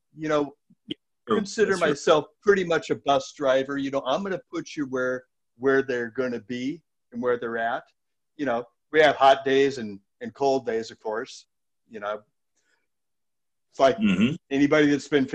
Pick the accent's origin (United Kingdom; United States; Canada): United States; Edmonds area, Washington; also born or lived in Everett, Washington; We're so lucky to live here, where from my hometown here, we can be down in the middle of the city in a half an hour or less